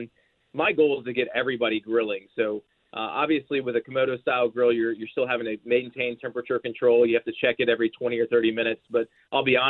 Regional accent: Georgia, United States; now in Nashville, United States; Nashville is home for me now. I grew up in Georgia

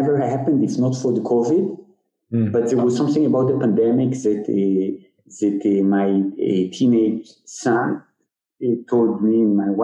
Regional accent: Tel Aviv, Tel Aviv District, Israel; I was born and I grew up in the Tel Aviv area

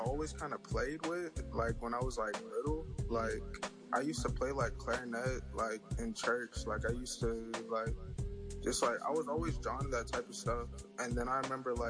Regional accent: Burke, Virginia, United States; now in Atlanta, United States; I'm from Burke, Virginia

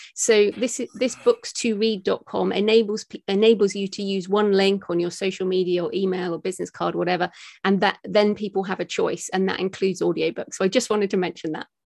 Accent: United Kingdom; me as a British woman

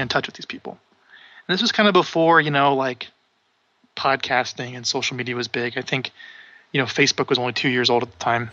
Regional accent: Omaha, Nebraska, United States; I'm from Omaha, Nebraska.

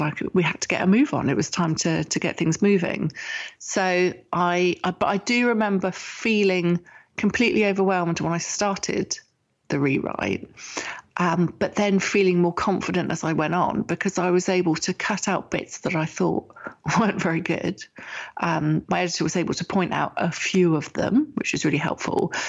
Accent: England, United Kingdom; I'm English and I was writing with my um, British English

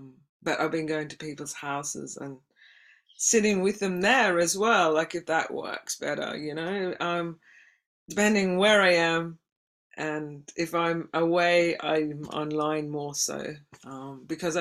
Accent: Australia; moved away; being an Aussie

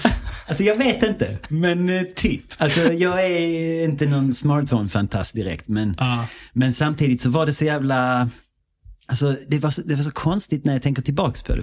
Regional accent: Malmö, Skåne, Sweden; accent: Scanian; moved away as an adult; also born or lived in Australia; vi växte upp i Malmö

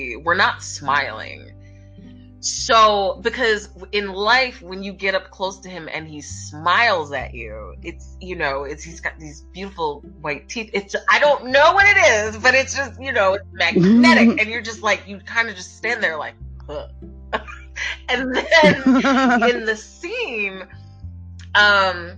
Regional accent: Philadelphia, Pennsylvania, United States; my hometown and just kind of chilling with the Philly people

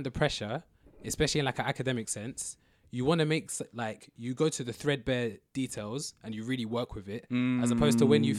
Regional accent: London, United Kingdom; but I grew up in I was born in Southwest London, okay. So I went to school like in Twickenham or like okay, near Twickenham

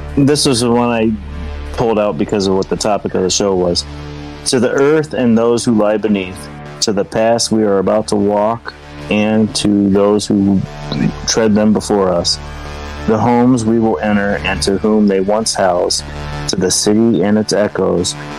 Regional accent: New York, United States; I'm from New York

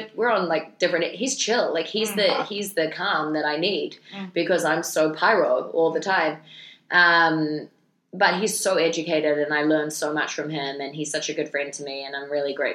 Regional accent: New Zealand; I just prefer to stay as a New Zealander

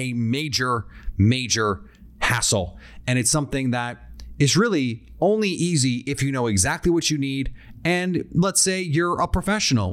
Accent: Midwest, United States; I am from the Midwest

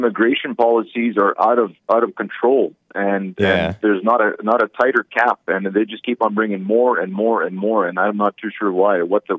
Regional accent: Canada; all the fellow Canadians

